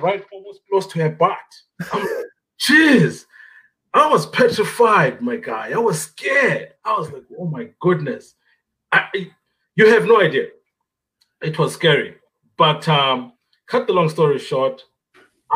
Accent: Bulawayo, Zimbabwe; English is a second language; moved away as an adult; also born or lived in Gwanda, Zimbabwe; now in Canada; I was born in Gwanda and I lived the first beginning years of my life in Gwanda until the age of 9, 10. Uh-huh. And that's when I moved to Bulawayo

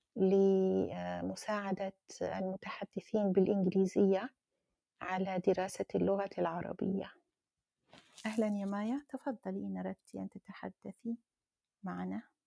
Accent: Algeria; أنا من الجزائر

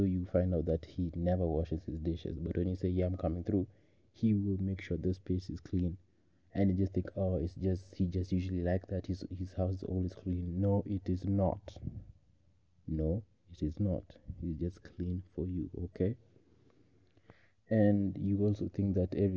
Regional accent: Kenya; I am a Kenyan man

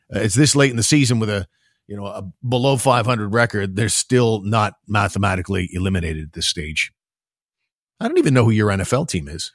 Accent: Ottawa, Ontario, Canada; as someone who grew up in this area

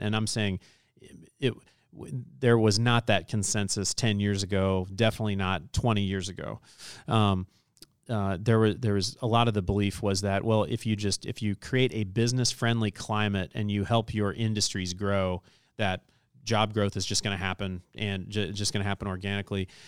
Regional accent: Southern Illinois, United States; now in Indianapolis, United States; I'm from Southern Illinois, married to a Californian.

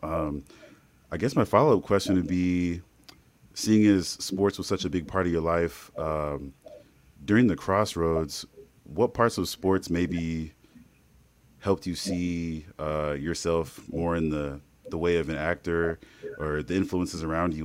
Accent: Indiana, United States; we're from Indiana, uh, Midwest through and through

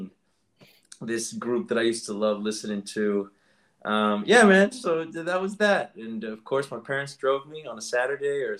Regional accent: Orlando, Florida, United States; moved away as an adult; also born or lived in Eustis, Florida; now in New York, United States; I grew up in Central Florida. I grew up in Orlando.

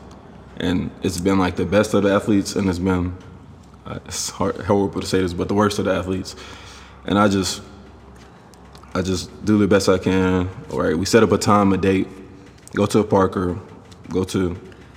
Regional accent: Garland, Texas, United States; also born or lived in Stephenville, Texas; I'm from Garland, Texas, you guys. That's in the Dallas County. So about 2.5 hours from Stephenville is where I grew up

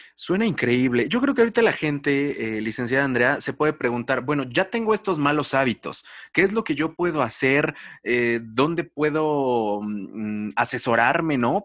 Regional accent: Mexico; como mexicanos

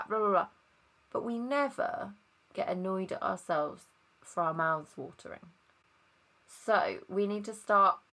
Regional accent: Worcester, West Midlands, United Kingdom; moved away; also born or lived in Nottingham; Worcester, which is where I'm originally from

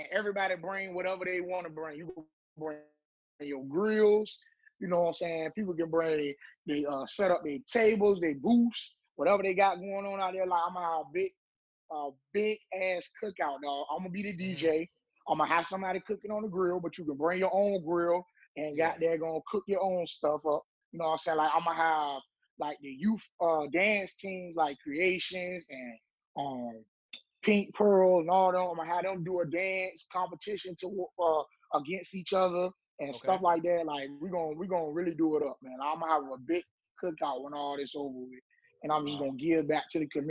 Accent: Portsmouth, South East England, United Kingdom; I would say Portsmouth made me into the man that I am today because growing up in Portsmouth, you got two ways you can go.

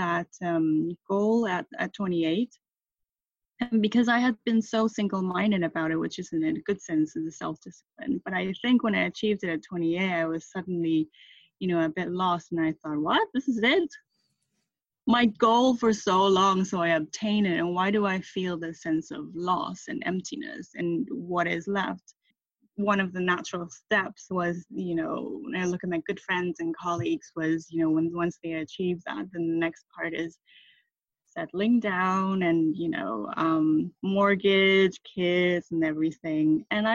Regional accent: Thailand; moved away; also born or lived in Taiwan / United Kingdom; I'm Taiwanese and my parents are Taiwanese. I was born in Taiwan, and I left Taiwan when I was six because of my father's business, and I grew up in Thailand where I went to American school.

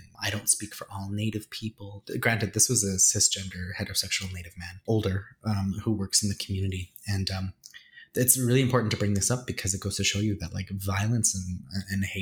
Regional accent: Edmonton, Alberta, Canada; moved away as an adult; now in Toronto, Canada; I was born and raised in Edmonton

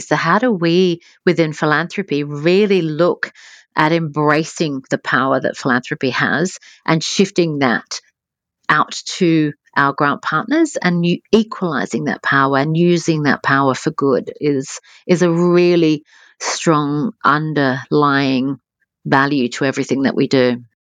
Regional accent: Adelaide, South Australia, Australia; moved away as an adult; I was from Adelaide, so Adelaide's a beautiful place, but you, um, there is the six degrees of separation, as we, as we say fondly in Adelaide

